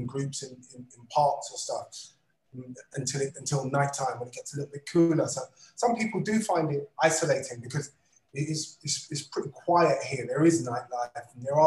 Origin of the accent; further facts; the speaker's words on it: London, United Kingdom; moved away as an adult; my hometown, my beloved London